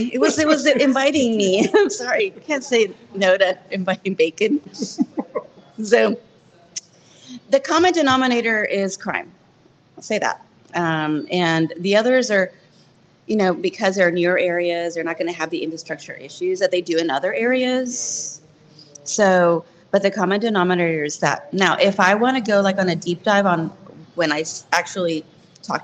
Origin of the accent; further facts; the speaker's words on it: San Antonio, Texas, United States; I was born in on Commerce